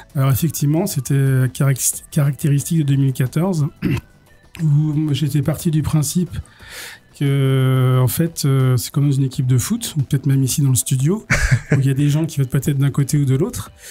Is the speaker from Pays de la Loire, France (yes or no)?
yes; Cholet, Pays de la Loire, France; je suis né en 72 à Cholet. J'y ai passé toute ma vie, euh, ma jeunesse quasiment.